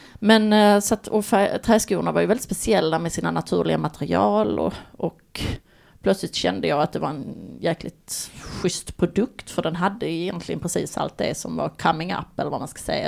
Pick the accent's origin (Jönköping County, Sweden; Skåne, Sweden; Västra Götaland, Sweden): Skåne, Sweden; Baskemölla; min gamla bästa kompis och barndomsvän kan man säga. Eh, från Baskemölla där vi kommer från på Österlen